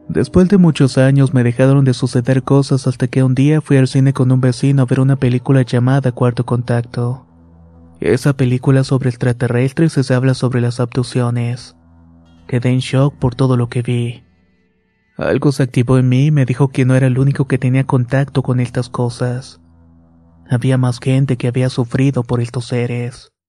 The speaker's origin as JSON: {"language": "Spanish", "region": "Mexico City", "country": "Mexico", "tie": "born or raised there", "said": "tengo que decir que soy originario de la Ciudad de México"}